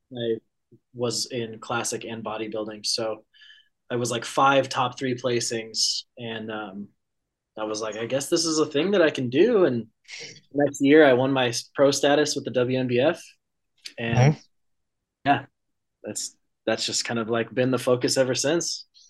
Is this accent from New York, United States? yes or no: no; Conifer, Colorado, United States; now in Eugene, United States; I'm from Conifer, Colorado